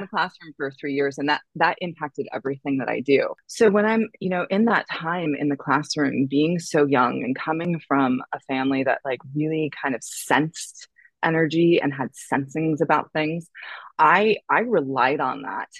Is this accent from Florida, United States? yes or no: no; San Francisco Bay Area, California, United States; moved away as an adult; also born or lived in San Diego, California / New York City; now in Malibu, United States; I was born in California in the San Francisco Bay Area. I went to school in San Diego.